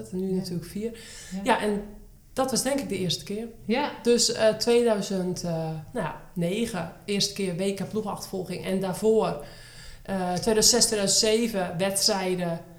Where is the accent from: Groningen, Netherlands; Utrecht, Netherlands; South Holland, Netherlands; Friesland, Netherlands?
Utrecht, Netherlands; Harmelen; now in Woerden, Netherlands; Van 11 februari 1987, 35 jaar jong, geboren en getogen in Harmelen, woonachtig in Woerden.